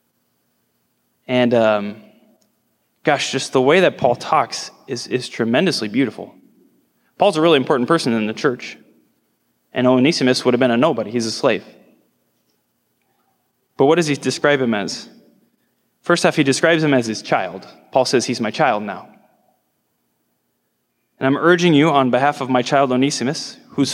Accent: Nebraska, United States; I'm from Nebraska, I live out in the hills

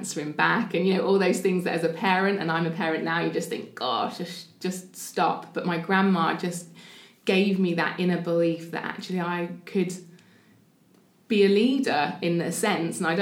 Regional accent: the north of England, United Kingdom; accent: northern; moved away as an adult; also born or lived in London; now in Portsmouth, United Kingdom; I'm not from here originally. I'm not sure if you can hear my accent. I am a northerner

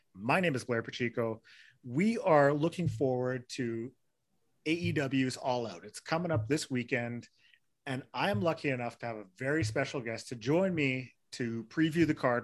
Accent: Winnipeg, Manitoba, Canada; I'm from Winnipeg

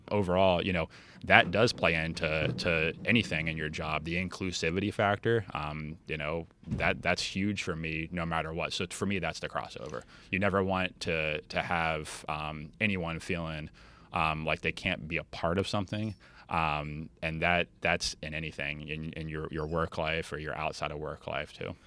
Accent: Treasure Coast, Florida, United States; we're from the Treasure Coast

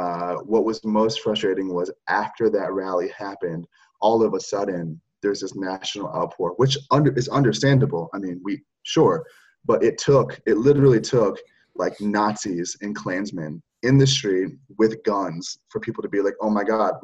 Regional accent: Oregon, United States; also born or lived in Michigan; growing up in Oregon on the West Coast, growing up in the North in Michigan

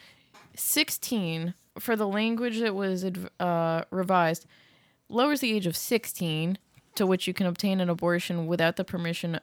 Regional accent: Massachusetts, United States; now in Missouri, United States; I grew up in Massachusetts

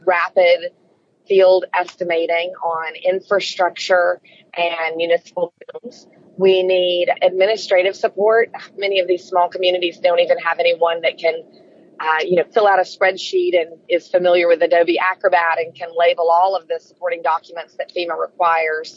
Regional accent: Alabama, United States; moved away; also born or lived in New York; I'm originally from Alabama, so as a Southerner

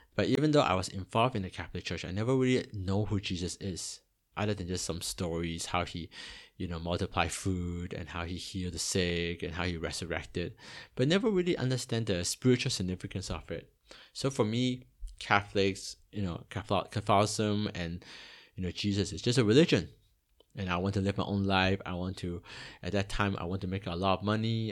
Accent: Toronto, Ontario, Canada; also born or lived in Hong Kong; now in Singapore; I was born in Hong Kong, and when I was eight, my family migrated to, uh, Toronto in Canada

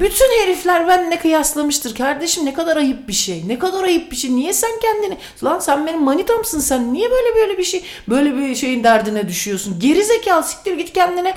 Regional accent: Sivas Province, Turkey; ben Sivaslıyım

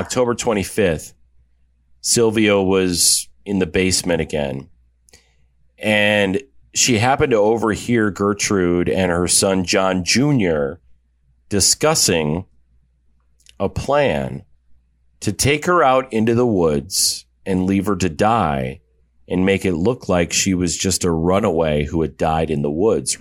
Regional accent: Iowa, United States; she actually relocated to my home state, which I was shocked to find this out, of Iowa.

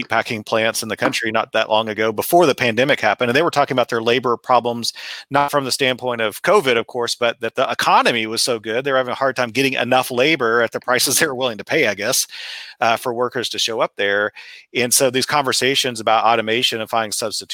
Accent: Texas Panhandle, United States; now in West Lafayette, Indiana, United States; I grew up in the Texas Panhandle

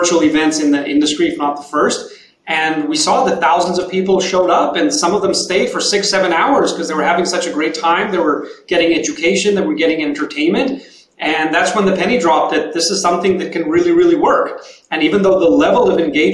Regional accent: Tel Aviv, Tel Aviv District, Israel; moved away as an adult; now in San Francisco, United States; We're all originally from Tel Aviv, Israel. We moved here 3 years ago

